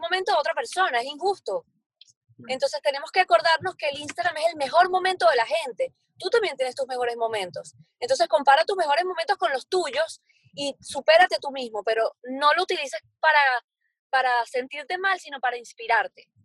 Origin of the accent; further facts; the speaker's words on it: Venezuela; moved away as an adult; also born or lived in Barcelona, Spain; now in Miami, United States; yo soy venezolana, viví en Venezuela hasta los 20, quiero decir hasta los 20, creo que 26 años viví allá